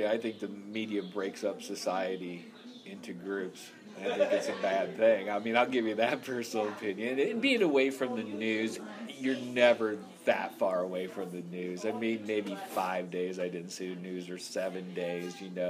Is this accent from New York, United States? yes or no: no; St. Louis, Missouri, United States; I'm from St. Louis because it's the major city in this area. They'd be like, "Hey, where are you from?" I'd be like, "Oh, St. Louis, Missouri."